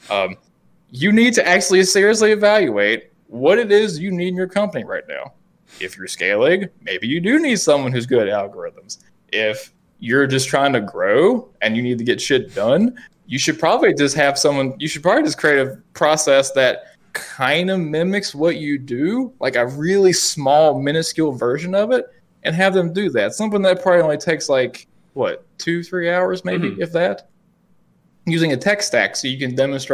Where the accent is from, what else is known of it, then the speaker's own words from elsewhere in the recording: West Virginia, United States; accent: West Virginia; the fucking West Virginia accent I have.